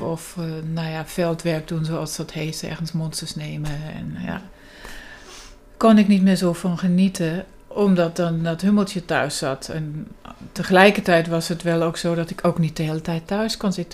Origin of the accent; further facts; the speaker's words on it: Germany; moved away as an adult; also born or lived in England; deels in Duitsland, waar ik vandaan kom